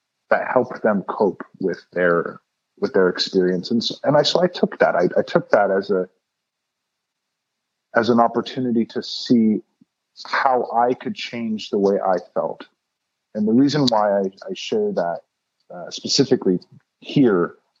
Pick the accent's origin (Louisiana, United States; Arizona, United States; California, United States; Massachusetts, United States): California, United States; Los Angeles; now in Oakland, United States; I was born and raised in Los Angeles, California. I currently live in Oakland in the Bay Area.